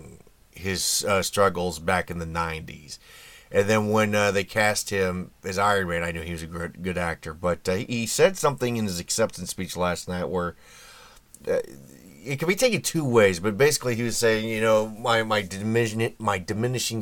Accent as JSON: {"language": "English", "town": "Indianapolis", "region": "Indiana", "country": "United States", "tie": "born or raised there", "said": "my hometown of Indy"}